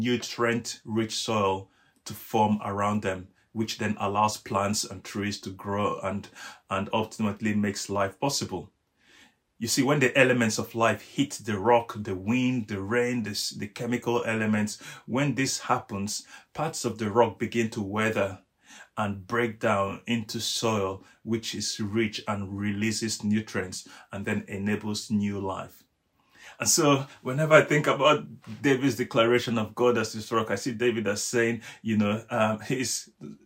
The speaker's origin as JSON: {"language": "English", "country": "Nigeria", "said": "I'm Nigerian. Each time I drive past one of the biggest rocks in my home country in Nigeria"}